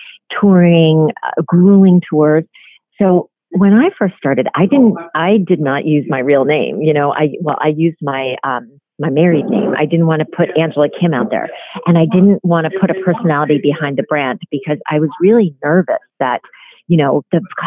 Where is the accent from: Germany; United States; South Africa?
United States; Iowa; because I grew up in Iowa, that was a little bit ashamed of being Korean